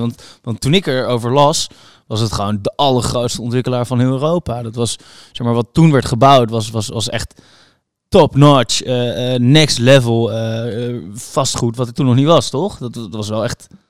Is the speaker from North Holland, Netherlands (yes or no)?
no; Utrecht, Netherlands; Ik kom uit Utrecht